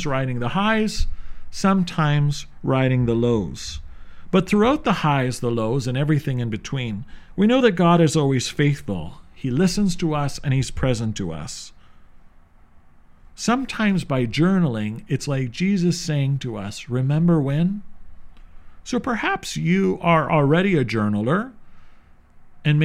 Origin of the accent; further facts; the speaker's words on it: St. Catharines, Ontario, Canada; Growing up in St. Catharines, I was blessed to have many religious sisters